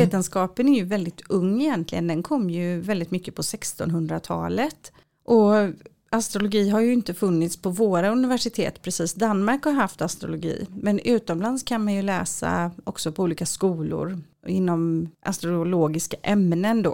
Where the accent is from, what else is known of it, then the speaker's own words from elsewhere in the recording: Sweden; also born or lived in Israel; jag är svensk. Jag insåg verkligen att jag är jättesvensk